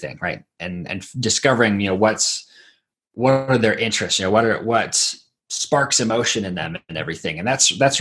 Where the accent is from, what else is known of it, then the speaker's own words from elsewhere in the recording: Idaho, United States; also born or lived in Southern Mexico; I grew up in Idaho